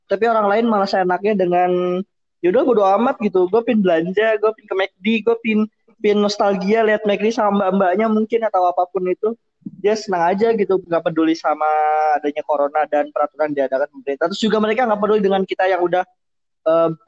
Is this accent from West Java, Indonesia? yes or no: yes; Bandung, West Java, Indonesia; born there; Ya, gua lahir di Bandung